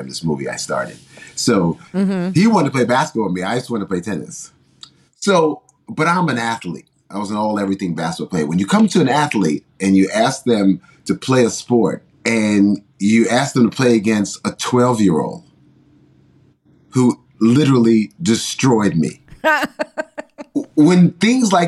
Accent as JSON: {"language": "English", "town": "New York City", "region": "New York", "country": "United States", "tie": "born or raised there", "also_born_or_lived": "Mount Vernon, New York", "said": "I grew up in New York City. I grew up primarily in Mount Vernon and the Bronx"}